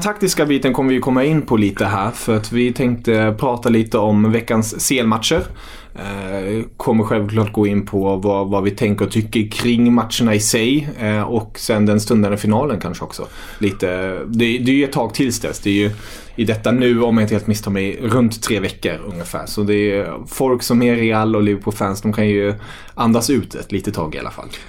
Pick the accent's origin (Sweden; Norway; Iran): Sweden; Kalmar, Kalmar County; moved away as an adult; now in Stockholm, Sweden; jag är uppvuxen i, i Kalmar